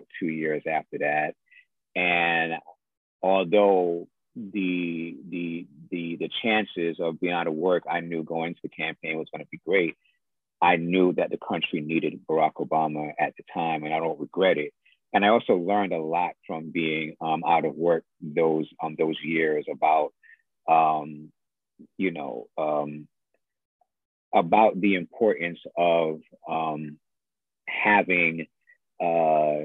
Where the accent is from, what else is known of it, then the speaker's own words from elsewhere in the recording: New York City, New York, United States; I am from Jamaica, Queens